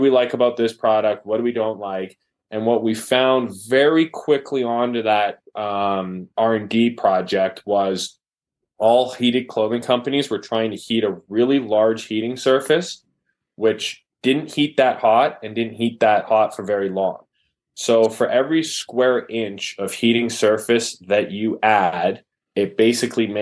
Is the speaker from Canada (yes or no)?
yes; Calgary, Alberta, Canada; also born or lived in San Francisco; Born and raised in Calgary, Alberta